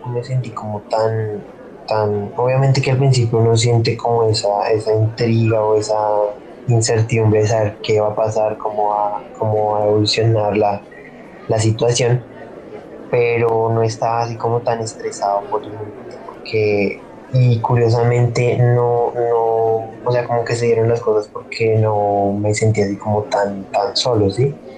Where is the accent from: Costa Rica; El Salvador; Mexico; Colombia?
Colombia; Sopó, Cundinamarca; also born or lived in Guatavita / Zipaquirá; now in Tabio, Colombia; mi infancia fue en Sopó, allá pues vive mi familia por parte de papá y pues allá me crié básicamente.